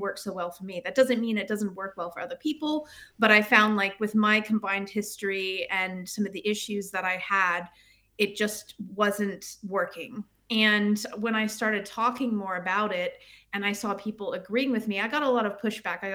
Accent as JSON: {"language": "English", "country": "United States", "also_born_or_lived": "United Kingdom", "moved": "as an adult", "lives_now": "Sweden", "said": "I am an American, obviously, as you can tell, but I lived in the UK. I left America around 2010, and I lived in the UK for about 12 years, and now I live in Sweden"}